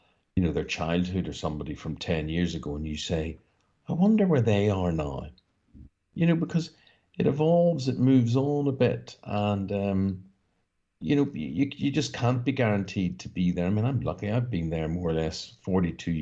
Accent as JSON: {"language": "English", "region": "Northern Ireland", "country": "United Kingdom", "tie": "born or raised there", "said": "growing up in Northern Ireland"}